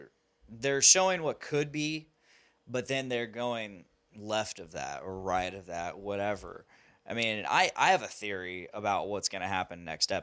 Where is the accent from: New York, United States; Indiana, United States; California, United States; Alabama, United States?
Indiana, United States; Delphi; I'm from Delphi. We don't read good.